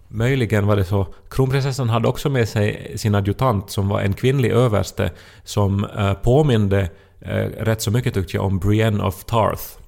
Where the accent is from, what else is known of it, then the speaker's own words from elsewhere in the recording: Ostrobothnia, Finland; jag åtminstone som österbottning